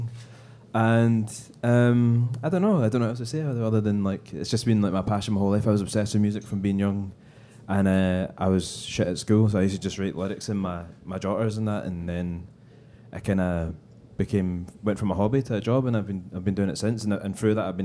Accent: Largs, Scotland, United Kingdom; I grew up in Largs

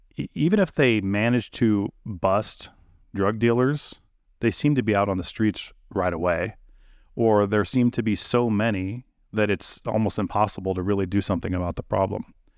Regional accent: California, United States; I'm from California

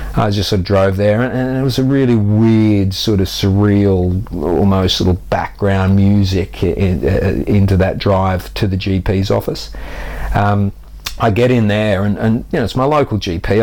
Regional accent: Australia; moved away as an adult; now in United Kingdom; I grew up active on the Australian beaches. So I was a surfer uh, from the age of five till I went away for university at 18.

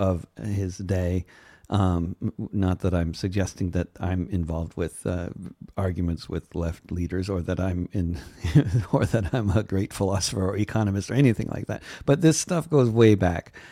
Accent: suburbs of New York, United States; moved away; also born or lived in Germany; I grew up in a post-anti-Semitic society called the suburbs of New York

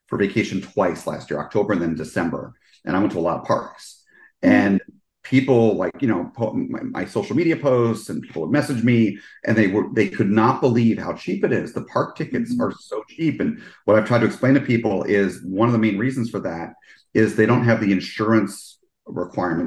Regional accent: East Coast, United States; now in Orlando, United States; I grew up on the East Coast

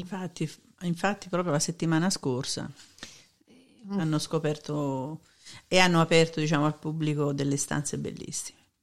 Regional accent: Naples, Campania, Italy; quello da napoletana

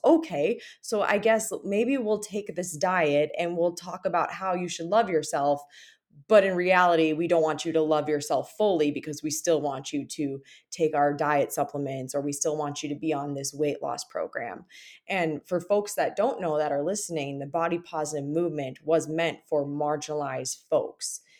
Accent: Minnesota, United States; when you're a Minnesotan

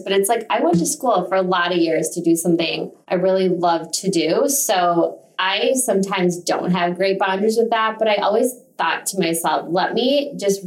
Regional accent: Minneapolis, Minnesota, United States; moved away as an adult; also born or lived in Boston; now in Chicago, United States; I grew up in Minneapolis

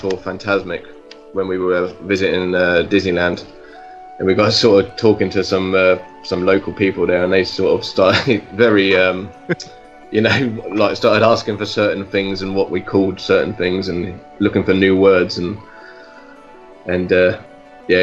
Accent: England, United Kingdom; I'm English.

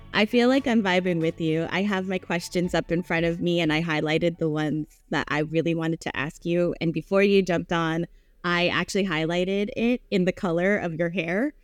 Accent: United States; I was born here in the States, but every summer we would go to the Philippines.

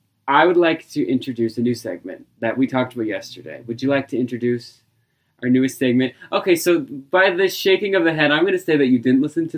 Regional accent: Australia; I'm Australian.

